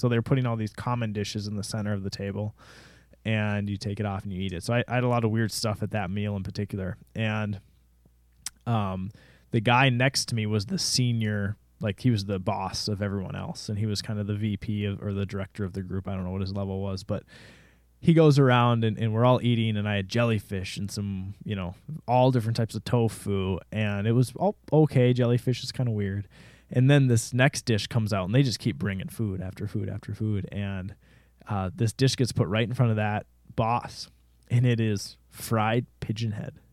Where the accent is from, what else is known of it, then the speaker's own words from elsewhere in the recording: Jordan, Minnesota, United States; I'm from Jordan, Minnesota, which is even smaller than Rosemount, Minnesota.